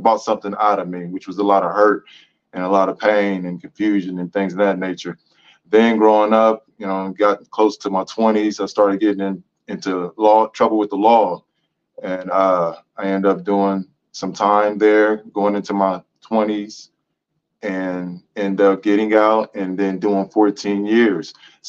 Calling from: Columbus, Ohio, United States; I'm coming from Columbus, Ohio. I'm a professional master barber

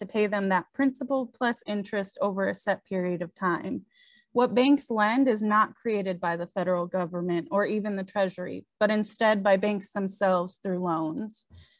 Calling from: Portland, Oregon, United States; I use they, them pronouns, and I'm calling in from Portland, Oregon, Cowlitz and Clackamas land.

